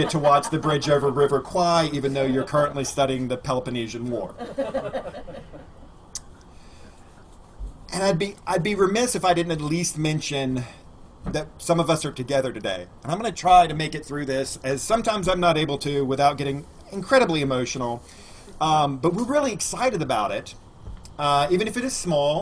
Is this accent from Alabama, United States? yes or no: yes; Alabama, United States; I grew up in Alabama, and so we use the word gospel a lot